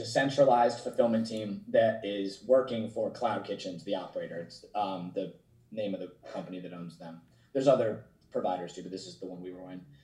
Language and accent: English; New Jersey, United States; moved away as an adult; also born or lived in Maryland / San Jose; now in Los Angeles, United States; my seven best friends that I grew up with in New Jersey